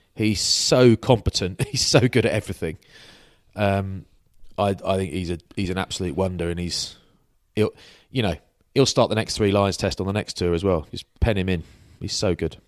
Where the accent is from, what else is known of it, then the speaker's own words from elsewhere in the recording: England, United Kingdom; I'm English